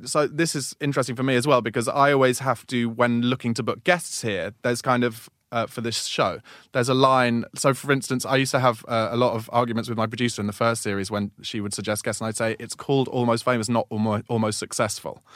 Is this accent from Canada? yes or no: no; Woking, South East England, United Kingdom; moved away; I came from Woking, which is provincial town